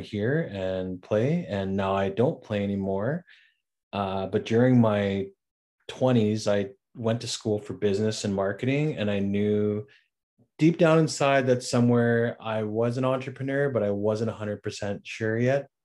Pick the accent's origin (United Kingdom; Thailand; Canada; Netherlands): Canada; Regina, Saskatchewan; moved away as an adult; now in Victoria, Canada; I'm originally from Regina, Saskatchewan. That's where I was born and raised